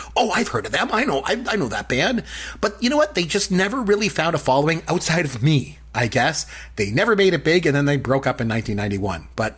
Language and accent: English; Port Elgin, Ontario, Canada; my hometown of Port Elgin, Ontario. So I'm from a really small town in Ontario. It's like 7,000 people there.